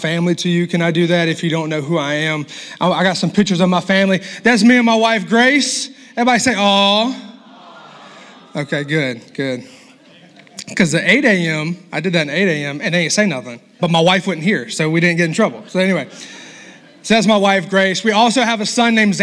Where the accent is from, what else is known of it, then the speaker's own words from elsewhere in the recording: the South, United States; I'm from the South. My mama was a Southern cook